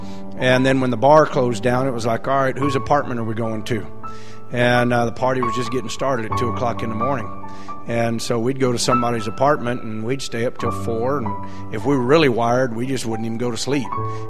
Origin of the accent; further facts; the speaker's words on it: Victoria, Texas, United States; also born or lived in McAllen, Texas; I'm originally from Victoria, Texas